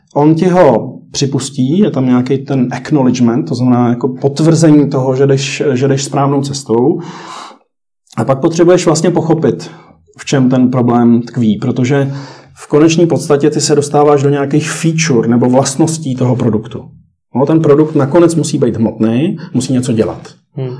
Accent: Czechia; jsme šikovní, tady myslím, jako si umíme poradit jako Češi

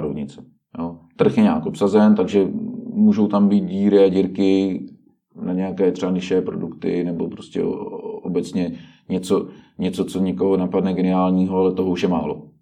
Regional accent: Czechia; my jsme Češi

